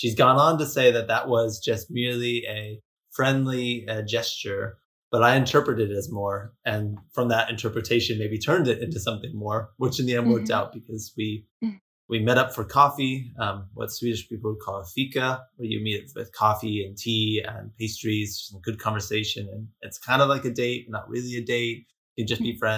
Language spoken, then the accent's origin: English; Hawaii, United States; moved away as an adult; also born or lived in California / Sweden; I was studying abroad from Hawaii. I went from Hawaii to California, and then California to Sweden